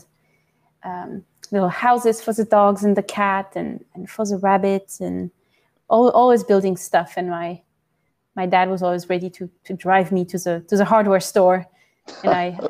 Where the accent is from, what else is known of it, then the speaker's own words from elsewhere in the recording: countryside near Paris, Île-de-France, France; moved away; I was born in Paris and I grew up in the countryside, pretty close to Paris, in an old farm